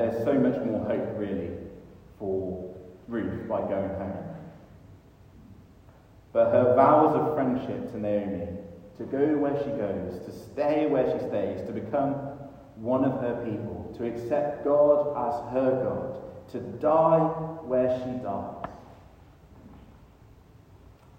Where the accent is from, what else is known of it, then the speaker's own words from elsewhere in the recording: United Kingdom; we as British people